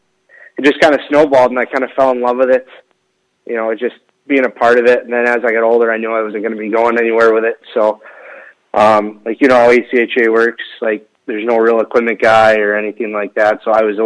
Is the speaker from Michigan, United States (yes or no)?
yes; Warren, Michigan, United States; moved away as an adult; now in Tulsa, United States; I'm from Warren, Michigan. It's probably about 20 minutes outside of Detroit. So I grew up there. Didn't really move at all